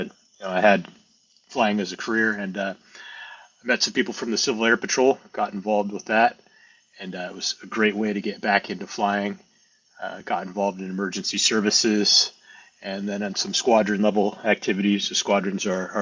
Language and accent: English; Pacific Northwest, United States; moved away as an adult; also born or lived in Caribbean; now in New Hampshire, United States; So I'm a transplant here in New England. I'm originally from the Pacific Northwest.